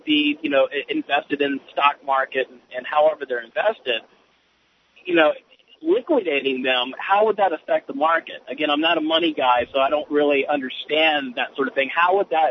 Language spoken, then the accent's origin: English; Tidewater area, Virginia, United States; also born or lived in Williamsburg, Virginia; I live in Williamsburg, Virginia, mm-hmm. and or I grew up in the Tidewater area